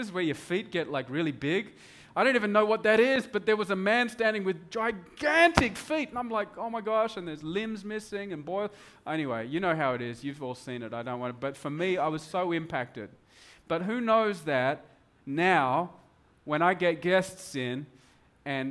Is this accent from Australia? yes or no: yes; Broome, Western Australia, Australia; moved away; It was the only TV show up in Broome where we grew up.